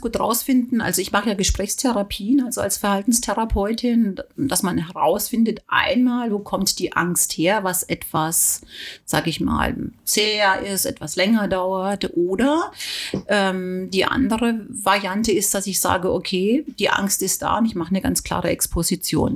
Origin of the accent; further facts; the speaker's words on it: Germany; hier bei uns in Deutschland